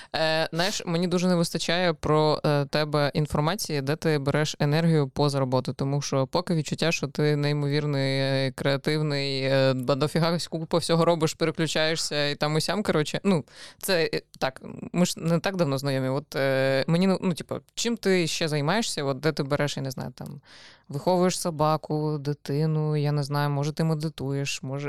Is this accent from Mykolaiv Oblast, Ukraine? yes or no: no; Odesa, Odesa Oblast, Ukraine; я виросла в Одесі.